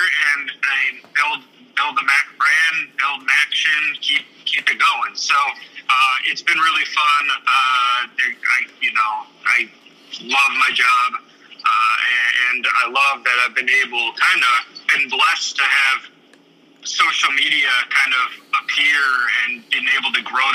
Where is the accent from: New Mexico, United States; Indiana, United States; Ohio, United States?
Ohio, United States; Cleveland; also born or lived in Bowling Green / Kansas; I'm originally from Cleveland